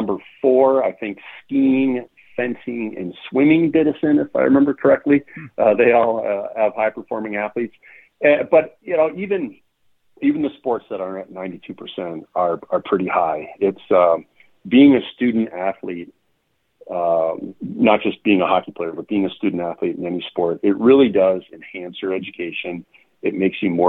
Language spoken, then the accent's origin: English; Minnesota, United States; I'm from Minnesota and my office is in downtown St. Paul